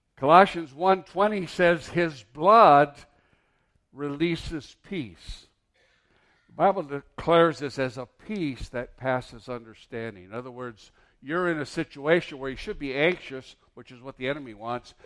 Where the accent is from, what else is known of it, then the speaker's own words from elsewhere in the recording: Mountain, Michigan, United States; moved away; I grew up in Mountain, Michigan.